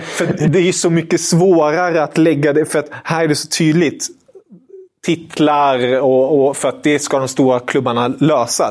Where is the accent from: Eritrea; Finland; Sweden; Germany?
Germany; jag är tysk